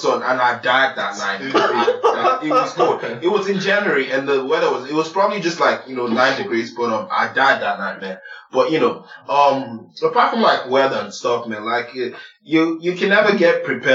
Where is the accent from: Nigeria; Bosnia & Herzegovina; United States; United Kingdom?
Nigeria; moved away as an adult; now in Australia; I'm coming from Nigeria where I've never been below 16 degrees